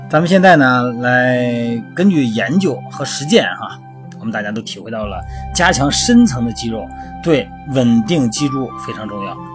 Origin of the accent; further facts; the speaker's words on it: China; 我们作为中国人啊